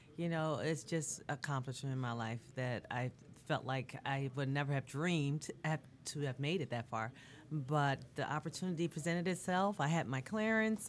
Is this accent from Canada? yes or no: no; Bermuda; now in United States; I'm from Bermuda originally, okay. so my family in Bermuda